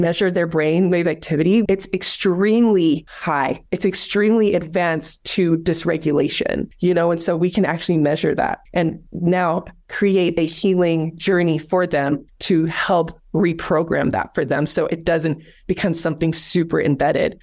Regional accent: South Africa; moved away; I grew up in South Africa

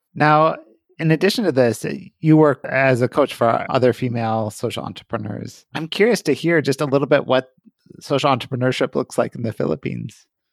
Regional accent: Columbus, Ohio, United States; my hometown in Columbus, Ohio

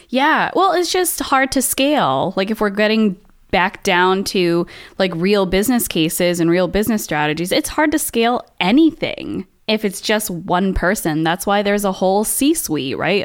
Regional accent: Saratoga Springs area, upstate New York, United States; moved away; also born or lived in Boston; to go to high school in actual upstate New York, like Saratoga Springs area

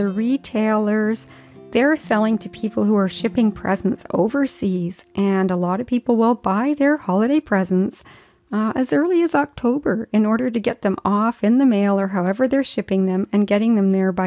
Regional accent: Yukon, Canada; when I was a child and I was growing up in the Yukon

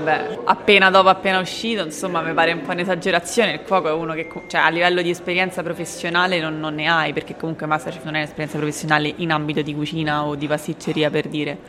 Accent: Rome, Lazio, Italy; vengo da Roma

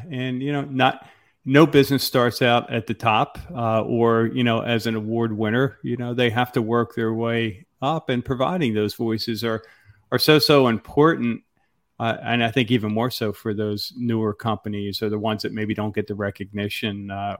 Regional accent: Philadelphia, Pennsylvania, United States; I came from the Philadelphia area, and we had a chain of health clubs.

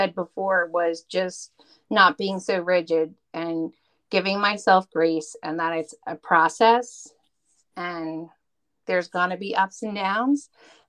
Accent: New Jersey, United States; I'm from North Jersey

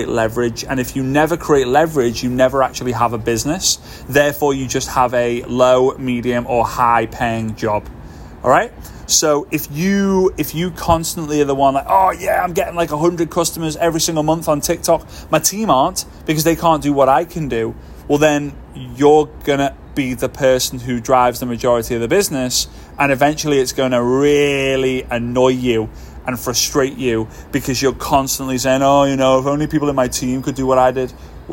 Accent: Formby, North West England, United Kingdom; moved away as an adult; now in Dubai, United Arab Emirates; Formby, which is my hometown in the northwest of the UK

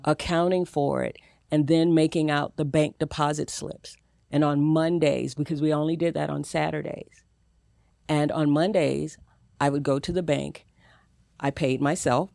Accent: the South, United States; I'm from the South. I was raised in a single family home.

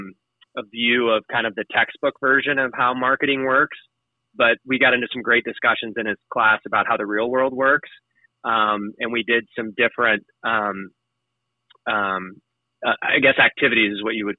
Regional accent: Cape Girardeau, Missouri, United States; moved away as an adult; also born or lived in Quincy, Illinois; now in San Antonio, United States; I grew up in Cape Girardeau, Missouri, which is on the Mississippi River in Missouri.

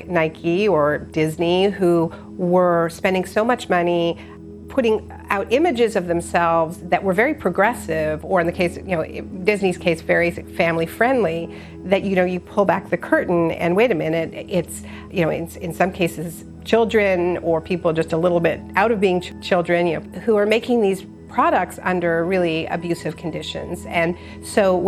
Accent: Montreal, Quebec, Canada; I was born in Montreal, and my parents are Americans

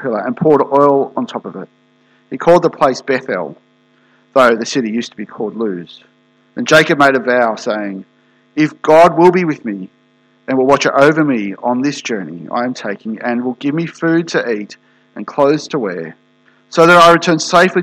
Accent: Australia; moved away; I'm from Australia originally

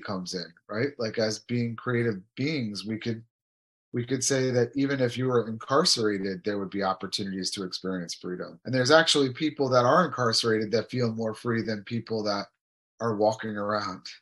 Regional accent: United States; I grew up in America and we had all the freedoms

